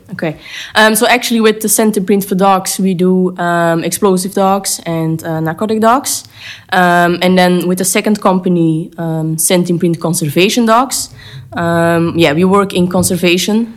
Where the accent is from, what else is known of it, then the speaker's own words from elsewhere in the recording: Belgium; I live in Belgium. I grew up in Belgium, but I work in the Netherlands.